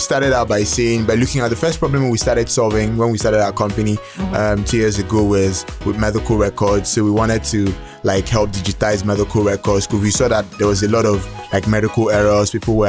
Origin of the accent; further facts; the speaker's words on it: Abia, Nigeria; I'm from Abia State.